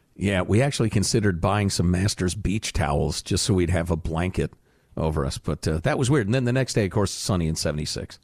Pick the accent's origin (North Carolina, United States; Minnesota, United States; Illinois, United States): Illinois, United States; Chicago; moved away; I grew up in Chicagoland